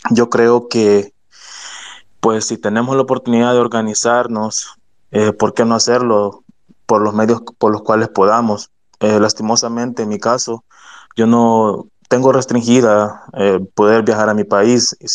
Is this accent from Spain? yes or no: no; El Salvador; me parece de que como sociedad salvadoreña eh, nos hemos vuelto un poco insensibles ante el dolor de las personas